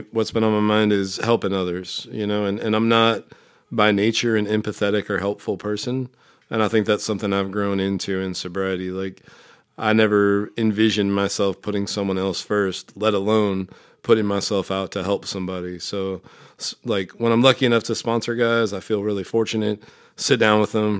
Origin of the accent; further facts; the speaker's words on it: Omaha, Nebraska, United States; I'm from Omaha, Nebraska.